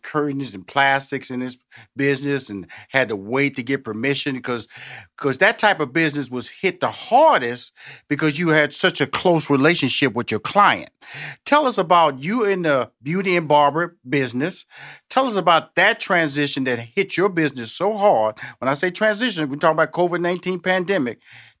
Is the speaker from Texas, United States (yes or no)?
yes; Houston, Texas, United States; I'm from Houston, Texas, so we're going to talk about that now.